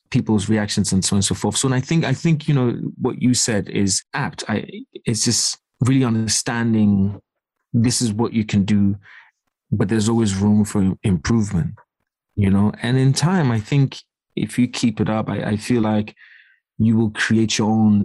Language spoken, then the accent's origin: English; Accra, Greater Accra, Ghana; also born or lived in East London, United Kingdom; now in United Kingdom; growing up in Accra